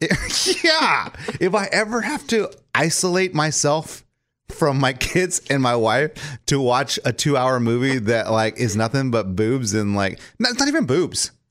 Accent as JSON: {"language": "English", "region": "Texas", "country": "United States", "moved": "yes", "lives_now": "Nashville, United States", "said": "I'm from Texas"}